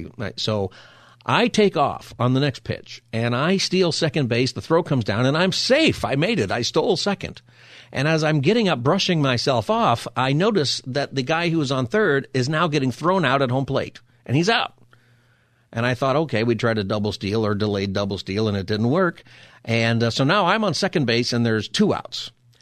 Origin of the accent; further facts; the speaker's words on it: Palmdale, California, United States; So I grew up in Palmdale, went to school in Lancaster, and we played people all over Southern California.